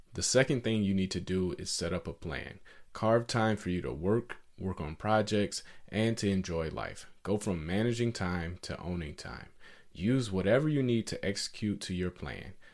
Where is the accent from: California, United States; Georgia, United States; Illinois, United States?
Georgia, United States; Atlanta; I grew up in Atlanta, Georgia, in a poor neighborhood.